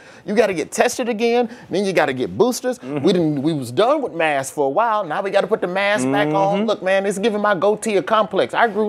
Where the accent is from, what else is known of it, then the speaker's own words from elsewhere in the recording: Alabama, United States; I'm from Alabama.